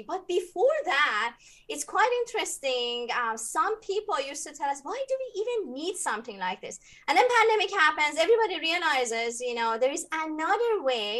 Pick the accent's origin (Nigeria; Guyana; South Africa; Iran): Iran; moved away as an adult; now in United States; I was born in Iran and moved to the US 15 years ago.